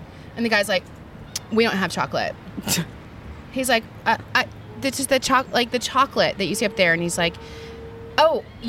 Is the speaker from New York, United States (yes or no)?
yes; New York, United States; I'm from New York.